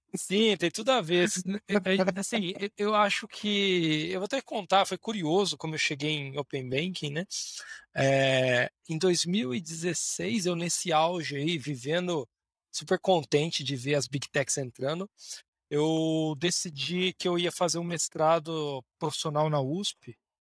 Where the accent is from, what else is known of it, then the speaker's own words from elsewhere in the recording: Bauru, São Paulo, Brazil; Eu sou de Bauru originalmente, interior de São Paulo